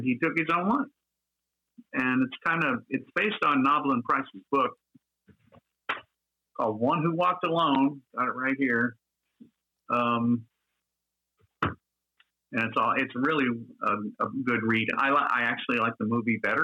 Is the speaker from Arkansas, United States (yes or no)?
yes; Little Rock, Arkansas, United States; also born or lived in Iowa; I grew up in Little Rock, Arkansas